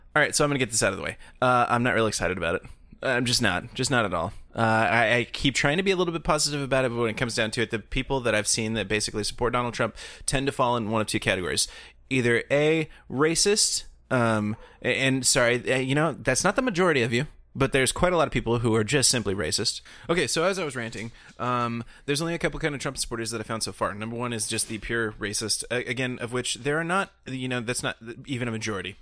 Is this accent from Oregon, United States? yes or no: yes; Oregon, United States; we're Americans, and we, in particular, Matt and I are Organians, and, um, we're not far from Portland